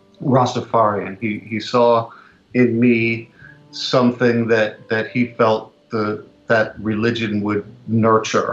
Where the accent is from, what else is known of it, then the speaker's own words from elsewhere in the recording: New York City, New York, United States; I was born in Greenwich Village in 1965.